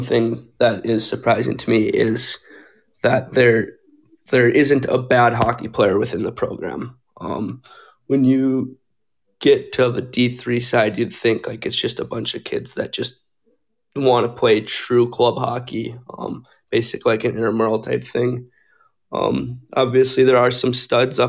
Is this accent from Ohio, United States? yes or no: no; Northern Minnesota, United States; now in Arizona, United States; I'm from Northern Minnesota too